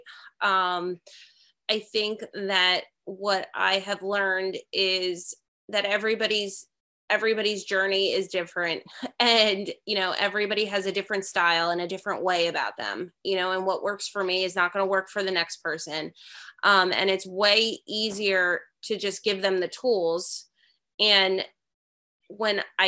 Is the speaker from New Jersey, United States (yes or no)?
yes; New Jersey, United States; I'm from New Jersey